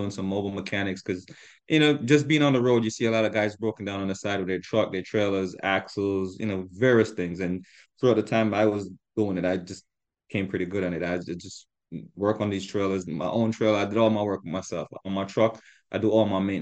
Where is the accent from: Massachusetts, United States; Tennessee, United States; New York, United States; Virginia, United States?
New York, United States; Long Island; I was the guy from Long Island